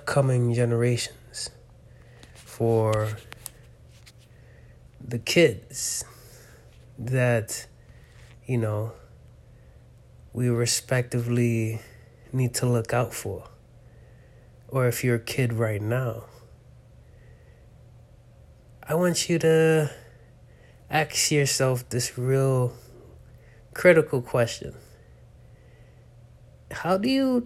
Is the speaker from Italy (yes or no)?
no; United States; I was raised in America